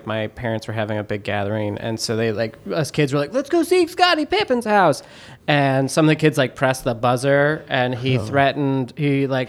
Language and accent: English; Highland Park, Illinois, United States; I am from Highland Park, Illinois.